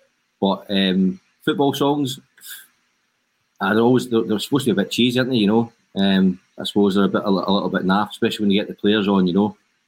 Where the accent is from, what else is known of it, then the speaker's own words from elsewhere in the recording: England, United Kingdom; I grew up in England.